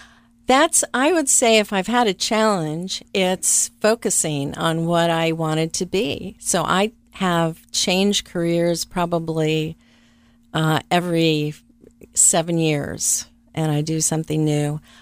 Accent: Venezuela; also born or lived in West Virginia; I was actually born in West Virginia, but about 6 months old, my Venezuelan father kind of scooped my mother up and took the family down to the interior of Venezuela.

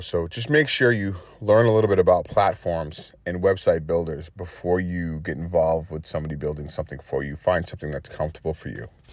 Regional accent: Massachusetts, United States; now in Houston, United States; I'm in the Houston area. I'm from Massachusetts

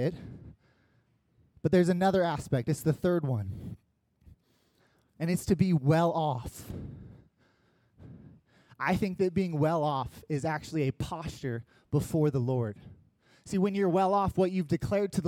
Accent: United States; first language English; as an American who only speaks English

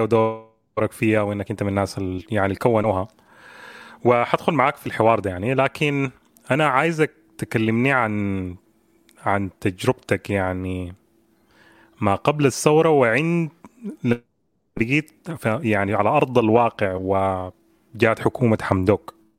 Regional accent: Sudan; عندنا كسودانيين

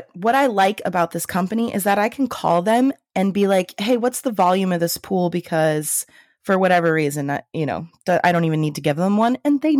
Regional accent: Illinois, United States; I'm from Illinois, and I will dispute that.

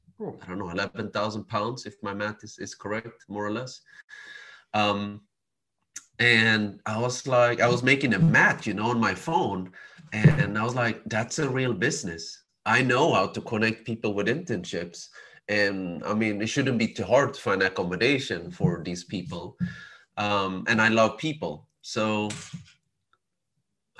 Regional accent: Sweden; I was born and raised in Sweden

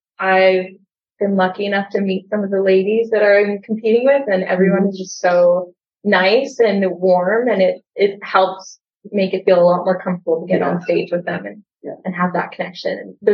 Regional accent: Regina, Saskatchewan, Canada; I'm from Regina, Saskatchewan, and I work in commercial real estate, and I'm a full-time single mom as well.

